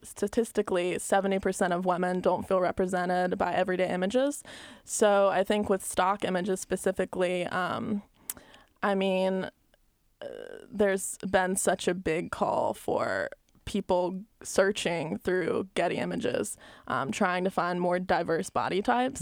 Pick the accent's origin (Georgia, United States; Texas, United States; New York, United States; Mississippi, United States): Georgia, United States; Albany; also born or lived in Columbus, Georgia; growing up in Albany, Georgia